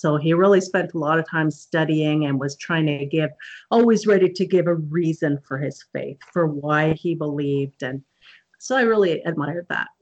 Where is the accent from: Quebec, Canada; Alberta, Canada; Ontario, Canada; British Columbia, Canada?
British Columbia, Canada; Okanagan Valley; I'm Canadian, and I grew up in the Okanagan Valley in British Columbia